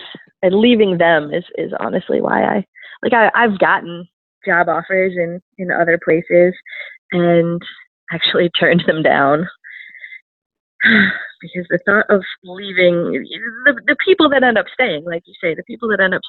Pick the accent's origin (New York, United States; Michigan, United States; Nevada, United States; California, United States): Michigan, United States; Cadillac; moved away as an adult; now in Baltimore, United States; I did. I grew up in Cadillac, Michigan, and then went to Grand Valley State, where we met for my undergrad.